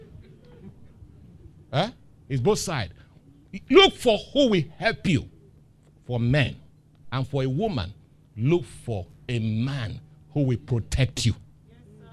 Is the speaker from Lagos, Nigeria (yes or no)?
yes; Lagos, Nigeria; I grew up in Dolphin Estate